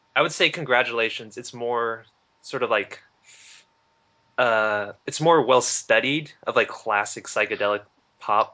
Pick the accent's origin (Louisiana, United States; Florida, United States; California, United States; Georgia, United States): California, United States; Huntington Beach; U.S. Open of Surfing in my hometown.